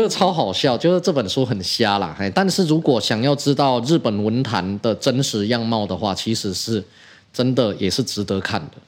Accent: Taiwan; 我们台湾人

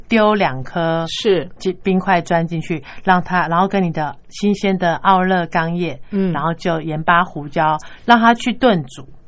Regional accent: Taiwan; 像我们台湾人比较常吃的就是青酱

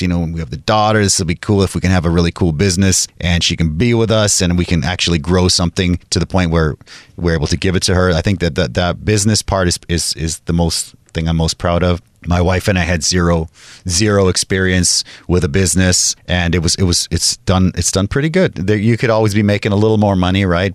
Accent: Kitimat, British Columbia, Canada; moved away as an adult; also born or lived in Mexico (family); now in Taipei, Taiwan; I'm in a small town called Kitimat, and it's close to Alaska

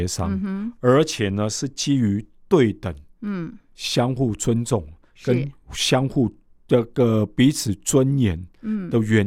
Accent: Taiwan; 嗯我们台湾人反对的，嗯，是共产制度。

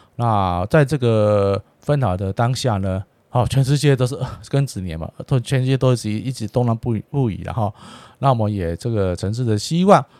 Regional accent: Taiwan; 我们生在台湾，长在台湾啊，最好也是在台湾啊，伴随台湾这块土地到终身了哈。

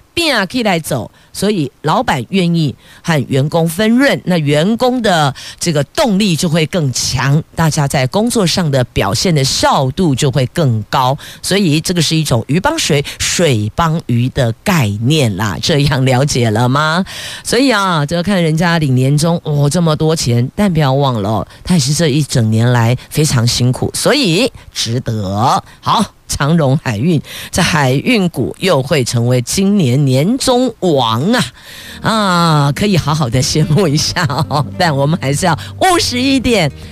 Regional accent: Taiwan; 我们台湾人这么热情

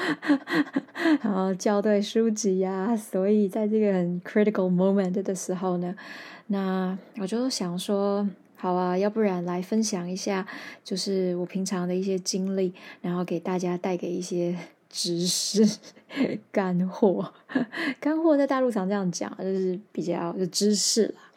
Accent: Taiwan; first language Taiwanese Hokkien; Chinese is a second language; 我就是说台语长大的嘛

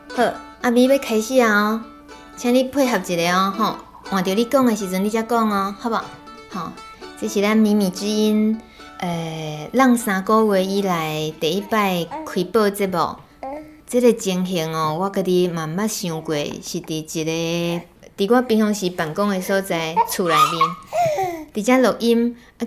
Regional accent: Taiwan; 我们台湾人从小到大

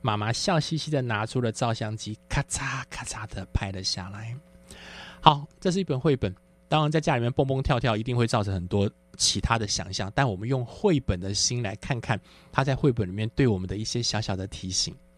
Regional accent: Taiwan; 因为我是在眷村长大的，所以我们眷村的那个，那个环境呢，刚好是在市区和乡村的中间

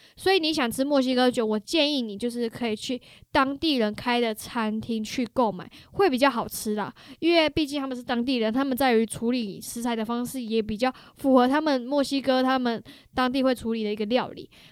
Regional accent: Taiwan; moved away; also born or lived in Toronto, Canada; 我觉得因为身为台湾人呢，其实我们的嘴巴已经被他们 养坏了，从小就养坏了的嘛

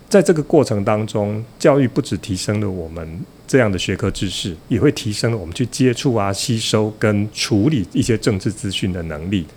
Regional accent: Yunlin County, Taiwan; 我自己是一个云林县长大的小孩

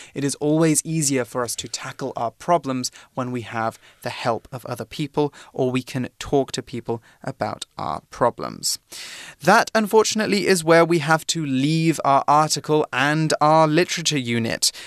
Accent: United Kingdom; I'm from Britain, but the official name of my country is the United Kingdom of Great Britain and Northern Ireland.

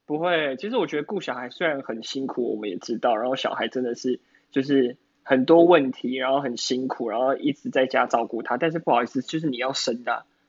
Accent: Taiwan; 我们台湾人就是， 台湾人就是爱嘴。

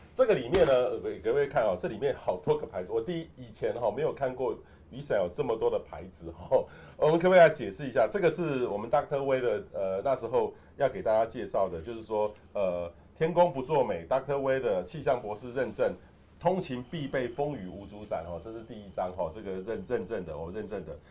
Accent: Hualien, Hualien County, Taiwan; 我小时候在花莲

